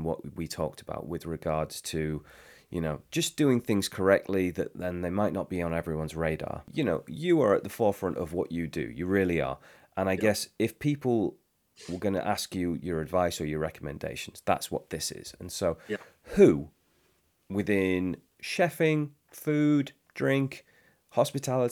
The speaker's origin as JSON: {"language": "English", "region": "England", "country": "United Kingdom", "said": "as English people"}